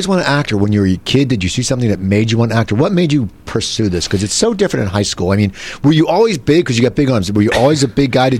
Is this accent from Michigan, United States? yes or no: no; Cherry Hill, New Jersey, United States; I grew up in Cherry Hill.